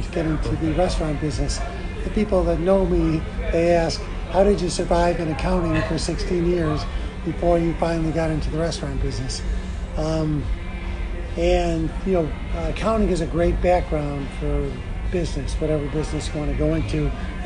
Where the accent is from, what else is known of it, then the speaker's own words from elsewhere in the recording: Chicago, Illinois, United States; I grew up in Chicago